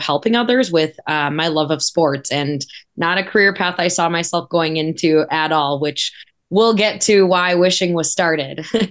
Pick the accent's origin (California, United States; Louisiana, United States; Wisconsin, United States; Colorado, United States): Wisconsin, United States; moved away; I'm originally from Wisconsin, um, and grew up a big Badger, Packer, Cubs, everything fan